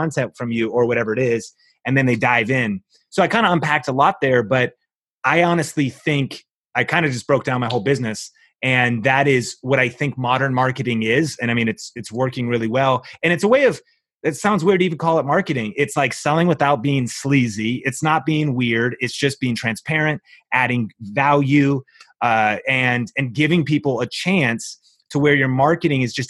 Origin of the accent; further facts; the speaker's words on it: Seattle, Washington, United States; moved away; I came from Seattle, grew up in Seattle with my wife and I.